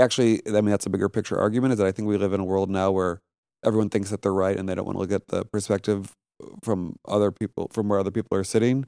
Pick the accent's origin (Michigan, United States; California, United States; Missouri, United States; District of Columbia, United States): Missouri, United States; St. Louis; moved away as an adult; also born or lived in New York; I grew up in Saint Louis, Missouri